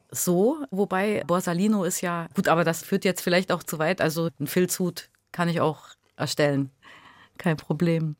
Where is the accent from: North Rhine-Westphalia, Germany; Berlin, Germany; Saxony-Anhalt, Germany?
Saxony-Anhalt, Germany; Lutherstadt Eisleben; moved away as an adult; also born or lived in Halle / Duisburg-Ruhrort; now in Duisburg, Germany; ich bin aus Sachsen-Anhalt tatsächlich, aus genau Luther statt Eisleben. Das stimmt, da bin ich geboren.